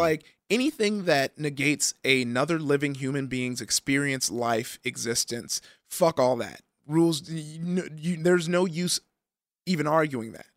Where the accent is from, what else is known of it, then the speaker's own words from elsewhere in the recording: Compton, California, United States; I grew up in Compton